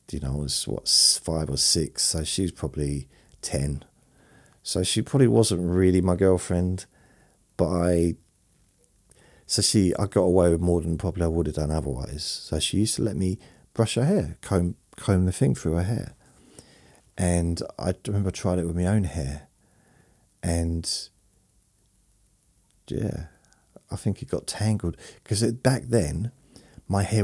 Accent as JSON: {"language": "English", "region": "London", "country": "United Kingdom", "tie": "born there", "said": "then also living in London and uh, when I was sort of in my early 20s, all the way through my 20s, I was born in London when I was when I was a baby"}